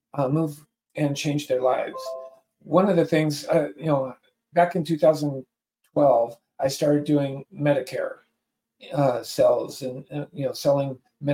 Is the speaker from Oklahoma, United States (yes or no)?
no; Southern California, United States; moved away as an adult; now in Utah, United States; I am originally from Southern California